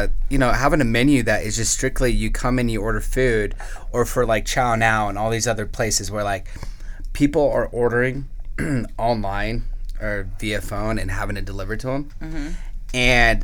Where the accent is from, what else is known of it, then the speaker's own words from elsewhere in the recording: Denver, Colorado, United States; now in Colorado Springs, United States; I was born in Denver, I lived there before I came here